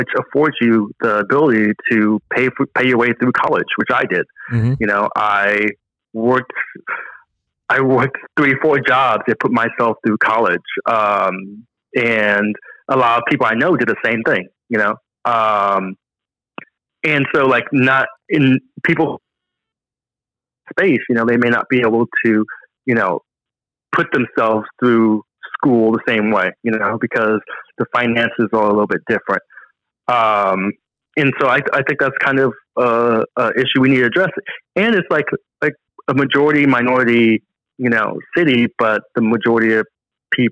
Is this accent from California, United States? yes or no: yes; Long Beach, California, United States; I was born and raised in Long Beach, California